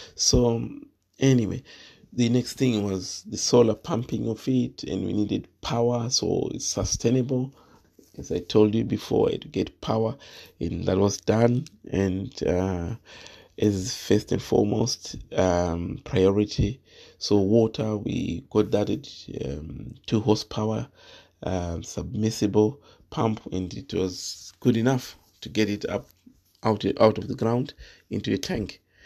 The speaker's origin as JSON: {"language": "English", "region": "Manicaland", "country": "Zimbabwe", "tie": "born or raised there", "moved": "as an adult", "lives_now": "United Kingdom", "said": "I'm Zimbabwean and, um, from Manchuria land, and I grew up in Manchuria land in the district of Wetzlar"}